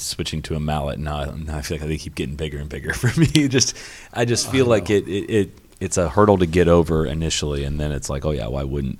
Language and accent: English; Midwest, United States; now in Florida, United States; I mean, I came from the Midwest, but now I've been down in Florida for 2 years.